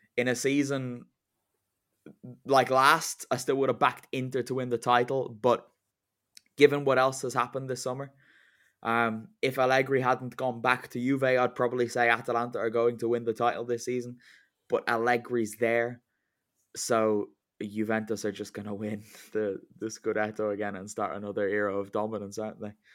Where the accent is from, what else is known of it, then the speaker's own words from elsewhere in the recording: Ireland; I celebrated as an Irishman